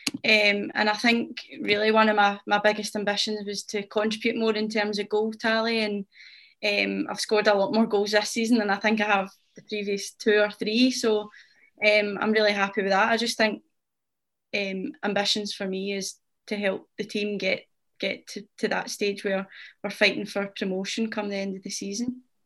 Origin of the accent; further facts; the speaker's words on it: Rutherglen, Scotland, United Kingdom; I'm from Glasgow. Um, I'm from Rutherglen and I've lived here my whole life